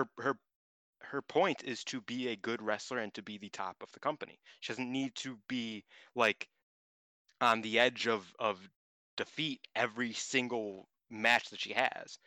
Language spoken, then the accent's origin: English; United States; I'm from America